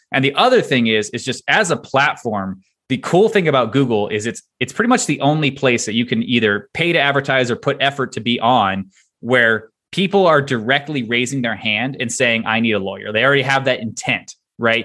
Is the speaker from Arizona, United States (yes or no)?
no; Texas, United States; moved away; I'm originally from Texas